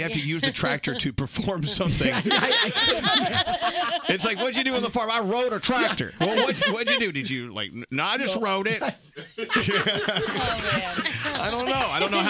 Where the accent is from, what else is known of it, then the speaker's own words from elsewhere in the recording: Texas, United States; now in New York City, United States; I miss that from growing up in Texas.